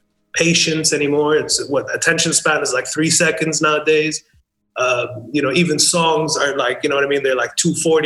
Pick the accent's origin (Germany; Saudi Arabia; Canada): Saudi Arabia; Khobar, Eastern Province; I had to represent, Khobar